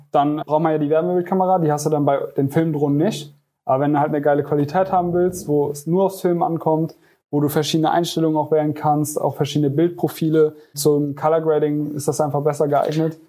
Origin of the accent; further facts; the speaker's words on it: Koblenz, Rhineland-Palatinate, Germany; ich komme aus Koblenz und ich führe die Firma Janko Media